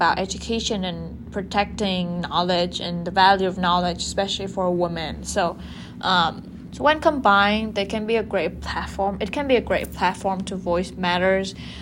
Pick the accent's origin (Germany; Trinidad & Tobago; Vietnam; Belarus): Vietnam; my home country, Vietnam